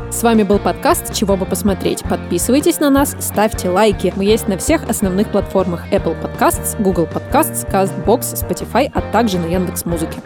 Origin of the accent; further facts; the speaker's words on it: Novosibirsk, Novosibirsk Oblast, Russia; Я сама из Новосибирска, и в 60-е годы у нас как раз строился Академгородок